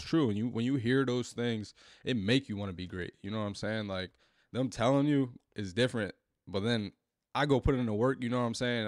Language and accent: English; Newark, New Jersey, United States; growing up in, in Newark